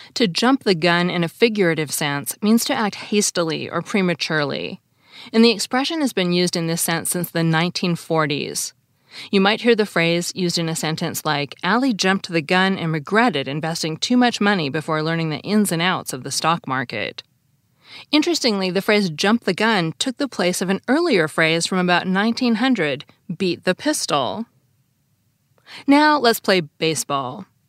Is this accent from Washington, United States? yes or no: yes; Seattle, Washington, United States; I grew up in Seattle, and I've lived in the West my whole life